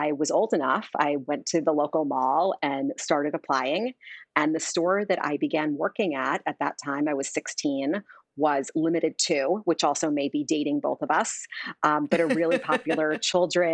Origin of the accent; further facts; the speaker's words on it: Long Island, suburbs of New York City, United States; Grew up in the suburbs of New York City, was a Long Island kid